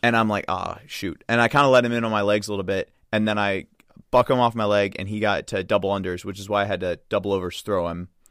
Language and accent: English; Midwest, United States; another Midwesterner